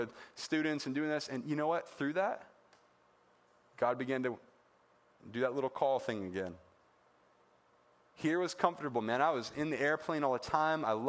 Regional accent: Wilmington, North Carolina, United States; moved away as an adult; I grew up in North Carolina in Wilmington on the coast there

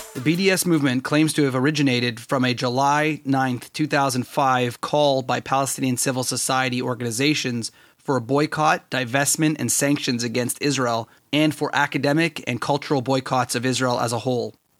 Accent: Canada; me as a Canadian

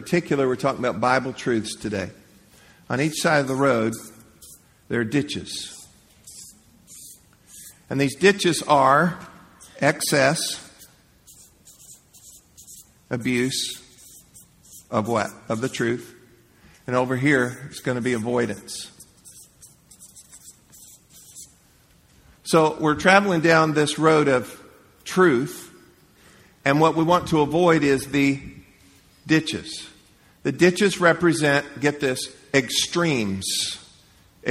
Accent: Leesburg, United States; moved away; I grew up in Leesburg. I'd never been anywhere in life, really anywhere

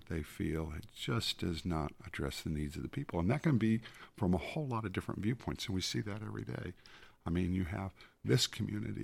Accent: Southwest, United States; when I was a kid growing up in the Southwest

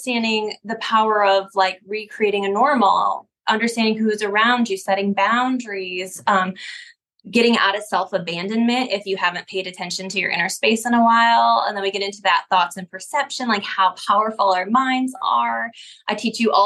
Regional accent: upstate New York, United States; now in the South, United States; I'm from New York

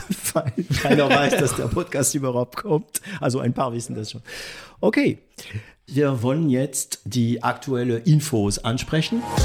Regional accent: France; German is a second language; now in Germany; ich bin Franzose

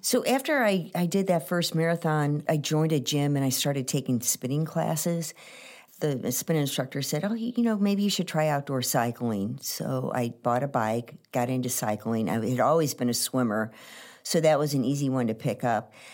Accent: St. Louis, Missouri, United States; I was born here in Saint Louis, and, uh, my mom and dad were both from Saint Louis

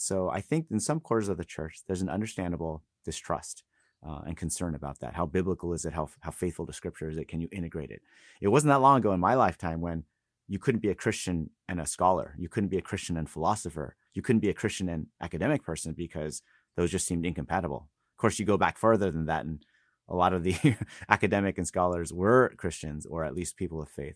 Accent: California, United States; moved away as an adult; also born or lived in Los Angeles; now in Boston, United States; I was raised in California

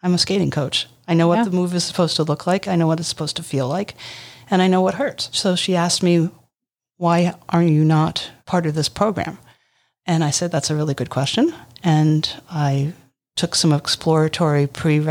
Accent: Riverside, Connecticut, United States; I grew up in Riverside

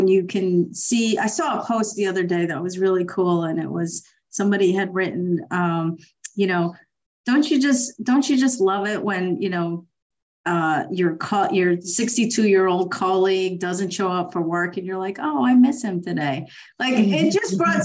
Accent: New York, United States; I was from New York.

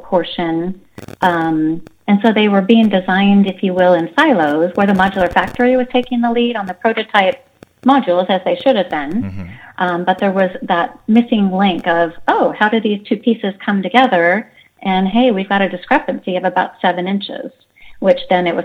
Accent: Seattle, Washington, United States; I grew up in the Seattle area

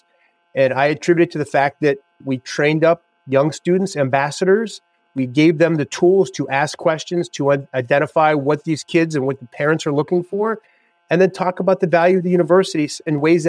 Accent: Oil City, Pennsylvania, United States; moved away as an adult; also born or lived in Villanova, Pennsylvania / Connecticut / Kent State, Ohio / Clemson, South Carolina; now in Athens, Ohio, United States; I'm from Western PA. And my big goal was I didn't want to move back to Oil City

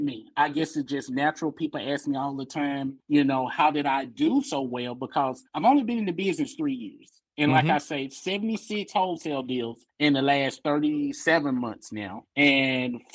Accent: Memphis, Tennessee, United States; I'm from Memphis

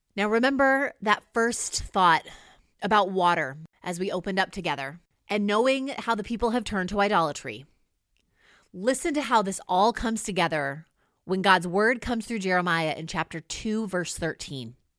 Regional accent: California, United States; moved away as an adult; also born or lived in Illinois; I'm from California and have never seen snow fall from the sky before

